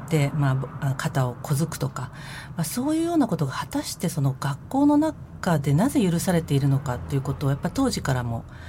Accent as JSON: {"language": "Japanese", "region": "Tokyo", "country": "Japan", "tie": "born or raised there", "said": "東京練馬区の出身です"}